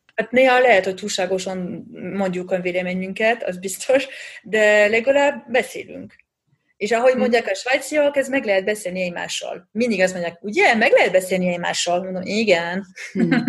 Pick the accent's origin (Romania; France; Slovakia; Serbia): France; Hungarian is a second language; also born or lived in Budapest, Hungary; now in Switzerland; én francia vagyok, Pesten laktam